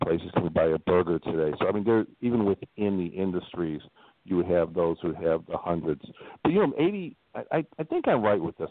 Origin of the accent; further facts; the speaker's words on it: Midwest, United States; now in Northwest Indiana, United States; I'm from the Midwest